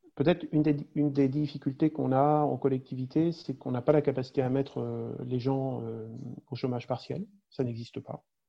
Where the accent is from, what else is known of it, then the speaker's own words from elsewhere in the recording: France; on partage tous en tant que Français